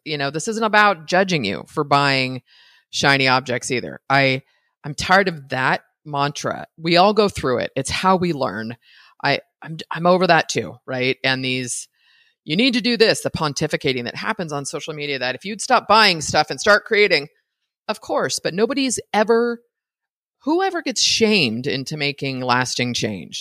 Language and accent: English; United States; an American citizen